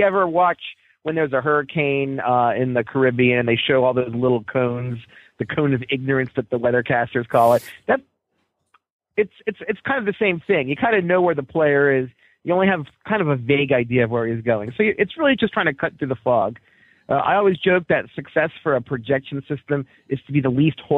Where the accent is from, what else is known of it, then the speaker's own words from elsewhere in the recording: Towson, Maryland, United States; also born or lived in Baltimore; I'm from Baltimore. Yeah, exactly. I grew up an Orioles fan. I grew up in, I lived in Towson. I went to Towson High. I, I went to, I attended Loyola. Uh, I'm an Orioles fan